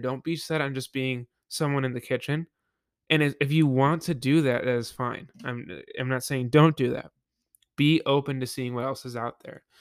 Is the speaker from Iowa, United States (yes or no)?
no; Buffalo, New York, United States; I went back home to work Yep, in, uh, Buffalo, my hometown